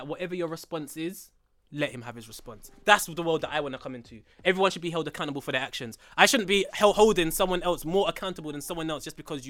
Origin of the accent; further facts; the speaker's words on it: London, United Kingdom; And I come from Tottenham.